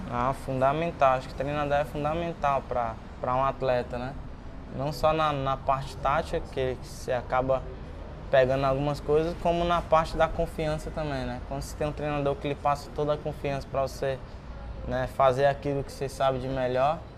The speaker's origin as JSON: {"language": "Portuguese", "region": "Ceará", "country": "Brazil", "moved": "yes", "said": "Quando saí do Ceará, eu não tinha muita."}